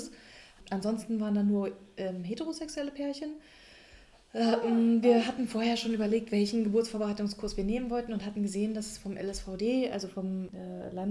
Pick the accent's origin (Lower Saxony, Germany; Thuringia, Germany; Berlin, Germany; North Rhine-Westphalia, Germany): Berlin, Germany; was wir als Berliner